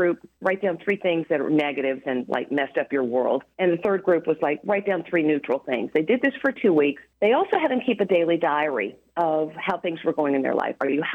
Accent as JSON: {"language": "English", "region": "the South", "country": "United States", "said": "I'm from the South"}